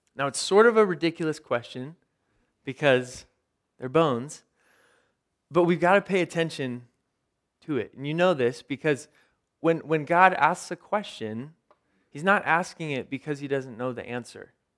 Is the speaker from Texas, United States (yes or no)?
no; Ventura, California, United States; I grew up in Ventura.